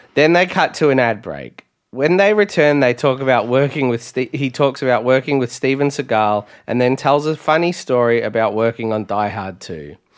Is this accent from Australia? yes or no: yes; near Traralgon, Victoria, Australia; when the Subway opened in my hometown